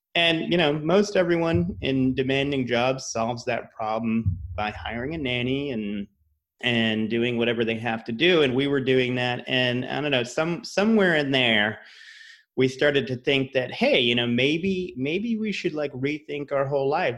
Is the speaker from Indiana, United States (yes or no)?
no; Rhode Island, United States; moved away as an adult; also born or lived in Massachusetts / New York / Los Angeles; I'm from Rhode Island, went to school in Massachusetts